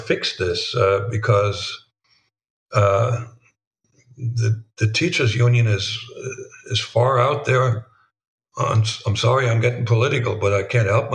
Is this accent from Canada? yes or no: no; Germany; moved away as an adult; now in United States; They only knew that I was born in Germany.